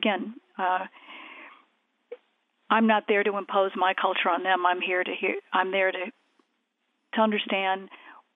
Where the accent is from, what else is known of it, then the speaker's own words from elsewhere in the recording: United States; I'm an American